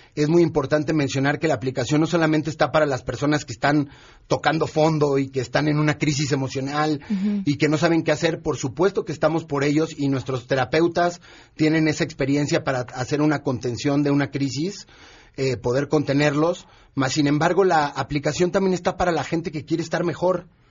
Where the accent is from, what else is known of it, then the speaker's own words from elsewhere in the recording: Mexico; nuestro país que obviamente es lo que más nos importa porque somos mexicanos